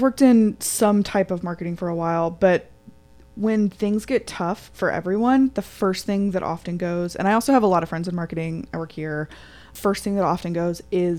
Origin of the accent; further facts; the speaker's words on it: Atlanta, Georgia, United States; now in Chattanooga, United States; I'm from Atlanta.